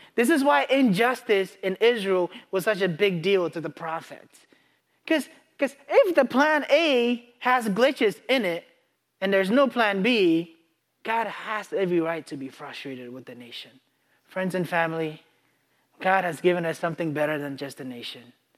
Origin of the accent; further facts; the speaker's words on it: Ghana; moved away; I grew up in Ghana